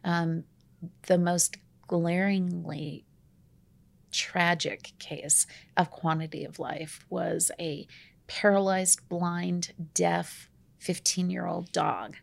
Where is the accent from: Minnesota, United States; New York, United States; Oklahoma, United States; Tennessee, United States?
Oklahoma, United States; Tulsa; moved away as an adult; now in Colorado, United States; I'm from Oklahoma